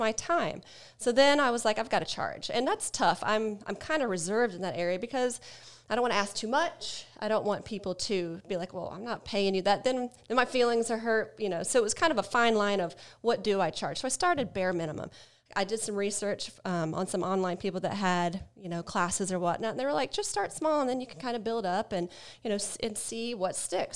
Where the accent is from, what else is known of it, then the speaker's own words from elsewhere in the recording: Ohio, United States; now in Atlanta, United States; I'm from Ohio